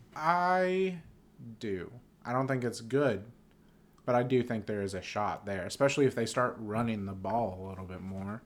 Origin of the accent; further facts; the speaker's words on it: Pittsburgh, Pennsylvania, United States; I was born in Pittsburgh